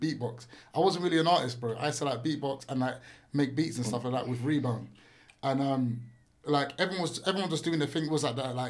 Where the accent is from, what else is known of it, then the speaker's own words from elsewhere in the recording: London, United Kingdom; we grew up in East London.